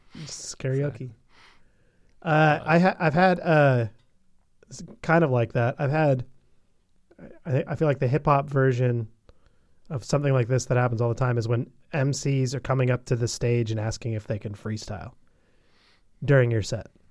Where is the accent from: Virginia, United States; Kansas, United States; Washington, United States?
Washington, United States; Bellingham; in Bellingham, in my hometown